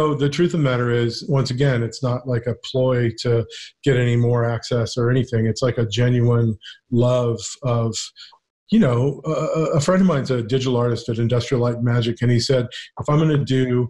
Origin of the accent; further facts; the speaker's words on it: Ventura County, California, United States; moved away as an adult; also born or lived in New York; growing up in Ventura County, rural Ventura County